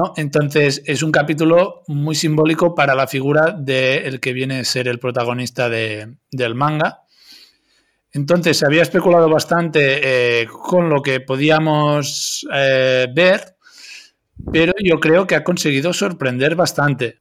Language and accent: Spanish; Catalonia, Spain; los que somos de Cataluña